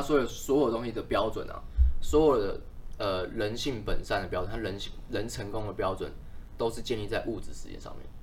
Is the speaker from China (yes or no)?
no; Taiwan; 我们其实台湾人